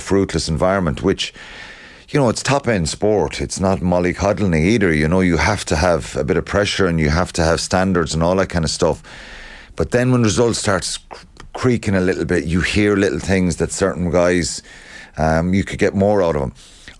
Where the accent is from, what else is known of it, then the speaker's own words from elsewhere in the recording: Ireland; Whether we like it or don't like it as Irish people